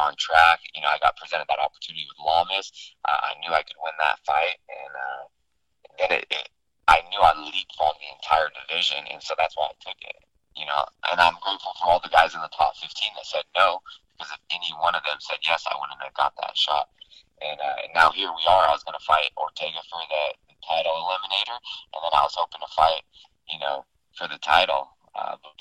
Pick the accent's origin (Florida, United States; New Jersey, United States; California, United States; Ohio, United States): California, United States; Sacramento; I was raised in Sacramento